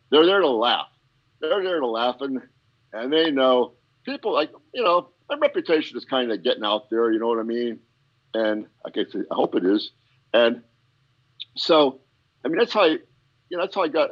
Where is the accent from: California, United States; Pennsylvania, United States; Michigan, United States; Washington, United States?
Pennsylvania, United States; Pennsylvania coal region, United States; I am from PA up in the coal region